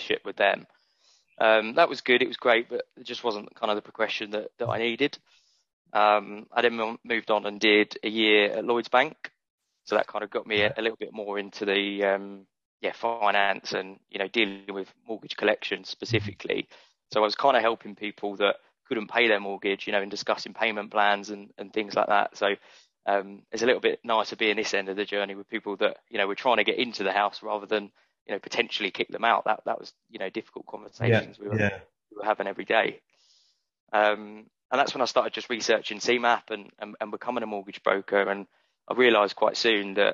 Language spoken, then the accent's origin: English; Brighton, South East England, United Kingdom; also born or lived in West Hampstead, London; growing up in Brighton, I've got such a great network in Brighton already